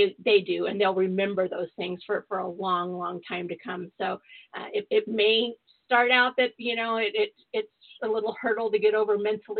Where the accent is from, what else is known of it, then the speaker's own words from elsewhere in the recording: San Diego, California, United States; I grew up in Southern California, born and raised in San Diego